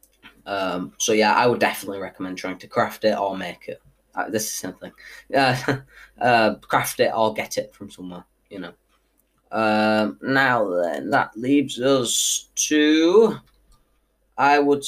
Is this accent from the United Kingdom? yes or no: yes; United Kingdom; I am from Britain